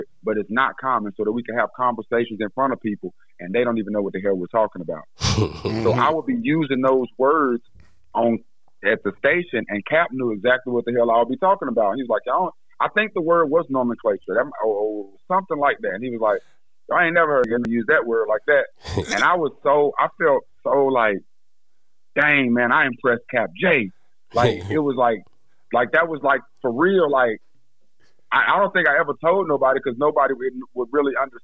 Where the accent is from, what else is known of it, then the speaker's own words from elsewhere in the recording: Greensboro, North Carolina, United States; growing up in Greensboro